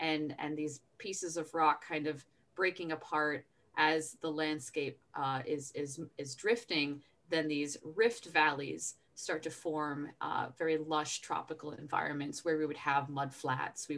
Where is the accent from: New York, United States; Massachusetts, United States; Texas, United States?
Massachusetts, United States; just outside of Boston; moved away; I grew up in Massachusetts, so I grew up just outside of Boston